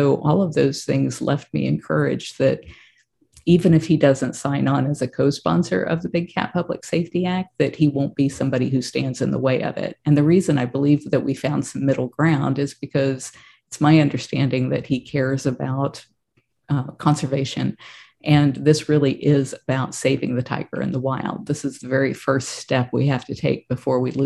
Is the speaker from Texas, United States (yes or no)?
yes; Texas, United States; I was born in Texas